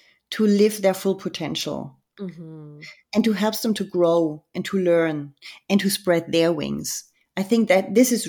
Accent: Germany; I grew up in Germany

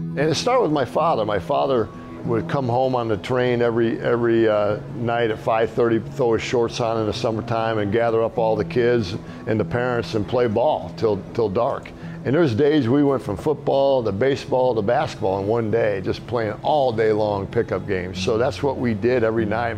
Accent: Wheaton, Illinois, United States; also born or lived in Norman, Oklahoma; I was born there, but I was raised in Wheaton, Illinois. We moved up to Wheaton at a very young age. I was three years old

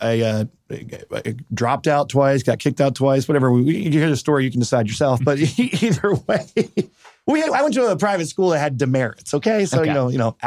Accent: Cherry Hill, New Jersey, United States; also born or lived in Philadelphia; we grew up in Cherry Hill, New Jersey

